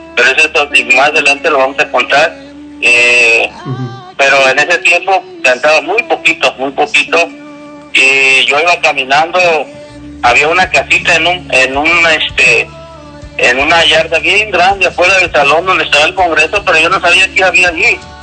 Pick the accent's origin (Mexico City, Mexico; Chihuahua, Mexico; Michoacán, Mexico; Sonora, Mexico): Michoacán, Mexico; now in United States; soy de Michoacán, México